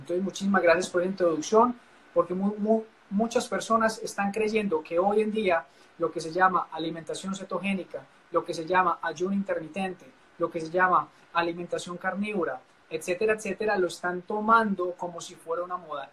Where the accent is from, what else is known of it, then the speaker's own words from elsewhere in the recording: Paisa region, Antioquia, Colombia; como decimos los paisas